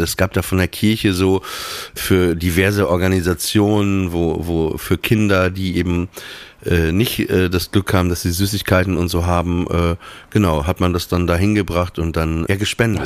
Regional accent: Papenburg, Lower Saxony, Germany; bei uns war das so in Papenburg, wir, wir hatten ja diesen langen Kanal

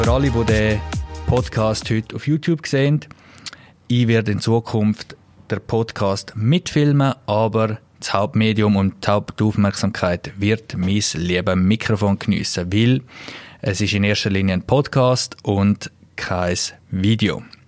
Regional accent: Klosters, Graubünden, Switzerland; aus meiner Heimat etwas ist, da wo es Klosters

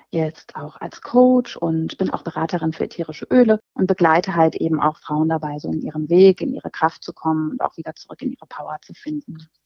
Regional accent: Hanover, Lower Saxony, Germany; äh, ich komme aus Hannover und ähm, ja, bin 43 Jahre alt

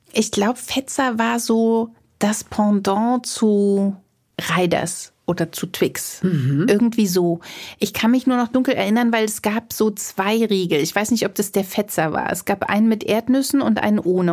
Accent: Potsdam, Brandenburg, Germany; mein Kindergarten, muss ich dazu sagen, der war total schön schön am Schloss Charlottenhof in Potsdam. Also mhm. ich bin ein Kind des Parks Sanssouci

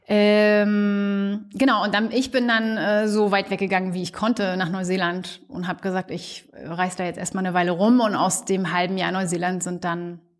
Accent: Mecklenburg-Vorpommern, Germany; bitte auch MacPom. Also dann gehe ich jetzt nicht mehr irgendwo anders hin. Dann möchte ich wieder meine Heimat zurück.

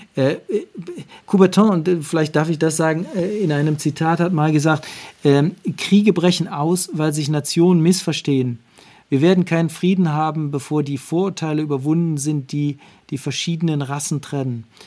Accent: Wernigerode, Saxony-Anhalt, Germany; moved away; also born or lived in Cologne; Ich bin in der DDR groß geworden, in Wernigerode.

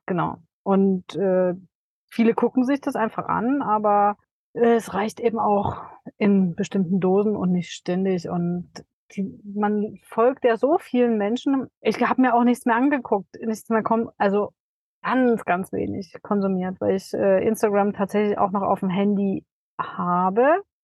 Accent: Dresden, Saxony, Germany; es ist auch Dresden genau richtig, weil das einfach meine Heimat ist

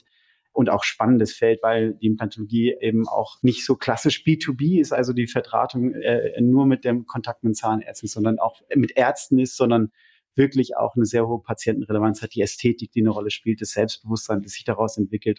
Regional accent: Lemgo, North Rhine-Westphalia, Germany; moved away as an adult; also born or lived in London; now in Zurich, Switzerland; komme aber, wie man hört, äh, nicht aus der Schweiz, sondern ursprünglich aus Ostwestfalen. Genauer gesagt, Lemgo

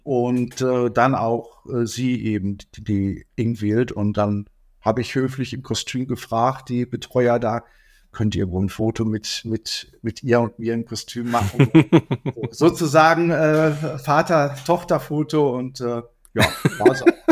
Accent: Dortmund, North Rhine-Westphalia, Germany; moved away; meiner Heimatstadt Dortmund

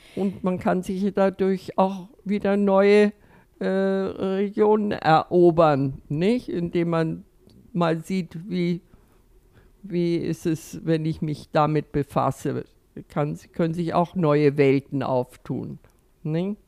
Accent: Northern Germany, Germany; now in Austria; Nun komme ich also äh, aus Norddeutschland und bin also äh, nach Österreich gekommen

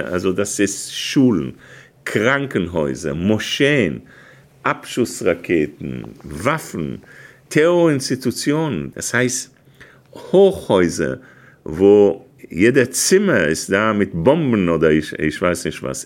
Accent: Israel; now in Germany; jemandem, der Staatssekretär war, als Israel sich einseitig aus dem Gazastreifen sich rausgezogen hat

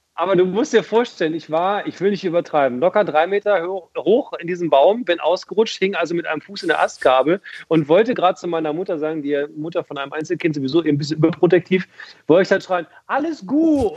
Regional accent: Hildesheim, Lower Saxony, Germany; Ich bin in Hildesheim aufgewachsen

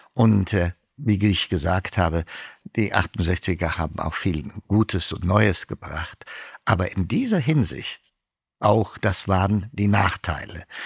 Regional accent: Ethiopia; moved away as an adult; also born or lived in Tübingen, Germany; now in Germany; ich bin Äthiopier

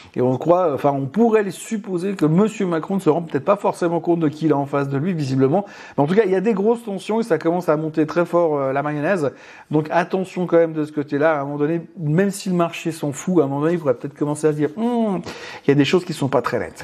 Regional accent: Switzerland; chez nous en Suisse

